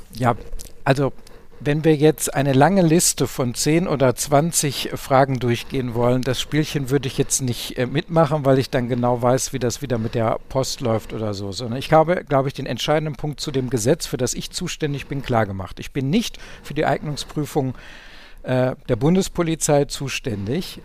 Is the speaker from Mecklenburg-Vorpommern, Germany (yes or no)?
no; Ruhr area, North Rhine-Westphalia, Germany; ich komme aus dem Ruhrgebiet